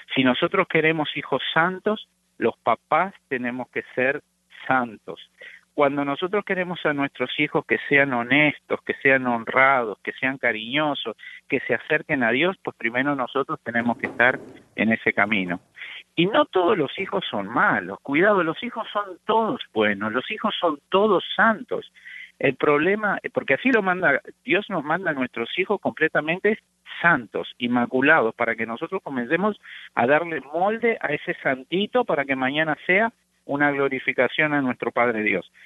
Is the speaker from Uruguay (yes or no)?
yes; Uruguay; now in United States; yo soy oriundo de Uruguay, junto con mi esposa somos uruguayos, nacidos allá, llevamos ya 33 años en los Estados Unidos